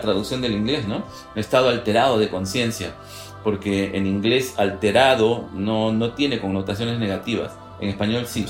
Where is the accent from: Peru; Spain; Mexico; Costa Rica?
Peru; nosotros somos peruanos de origen